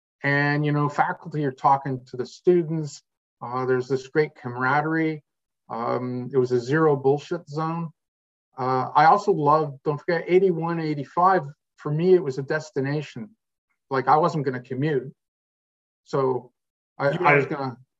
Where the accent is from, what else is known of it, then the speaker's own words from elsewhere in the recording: Quebec, Canada; I'm from Quebec